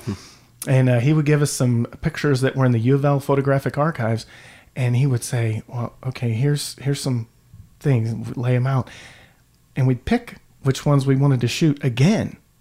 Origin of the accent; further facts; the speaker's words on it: Louisville, Kentucky, United States; I am a lifelong Louisvillian, and I grew up in Valley Station